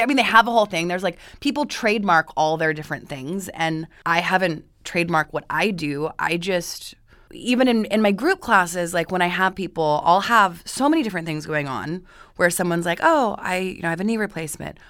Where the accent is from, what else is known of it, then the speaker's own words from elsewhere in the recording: Boise, Idaho, United States; moved away as an adult; now in Los Angeles, United States; I'm originally from Boise, Idaho